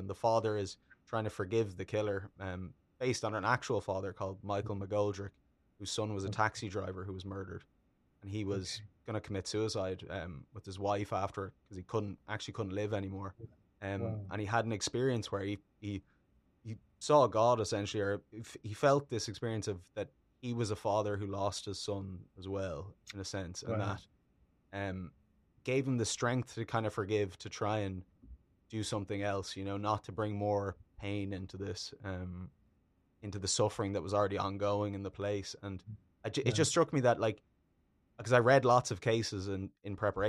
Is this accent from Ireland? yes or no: yes; Ireland; It's really fascinating, and as an Irish person, it was quite shocking to kind of read